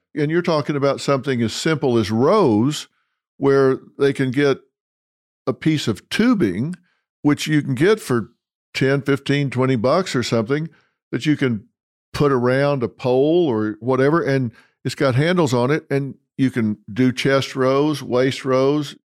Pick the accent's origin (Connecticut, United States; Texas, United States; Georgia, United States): Texas, United States; Dallas; my hometown, Dallas, Texas